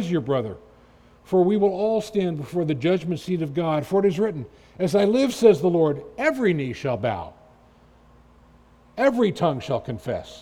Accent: Washington, District of Columbia, United States; growing up in Washington

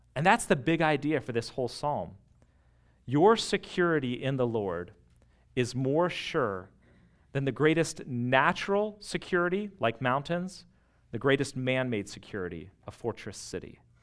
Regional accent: United States; living this close to D C

